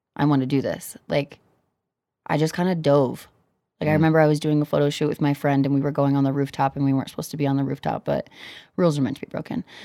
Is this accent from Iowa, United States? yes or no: yes; Cedar Rapids, Iowa, United States; also born or lived in Kansas; now in Denver, United States; Growing up in Iowa